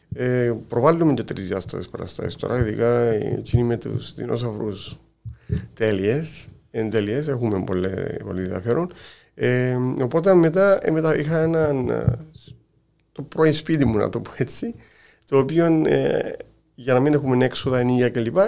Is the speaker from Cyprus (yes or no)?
yes; Kiti, Larnaca District, Cyprus; κατάγομαι από το Κίτιν